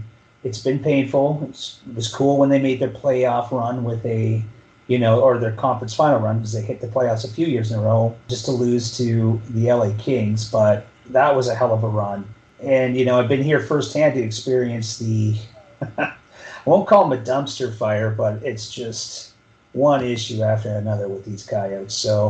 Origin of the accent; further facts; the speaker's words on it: Sault Ste. Marie, Ontario, Canada; now in Phoenix, United States; Born and raised in Sault Ste. Marie